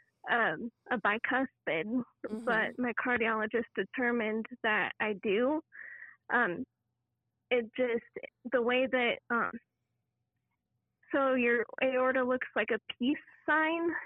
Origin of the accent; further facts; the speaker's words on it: Denver, Colorado, United States; I am from Denver, Colorado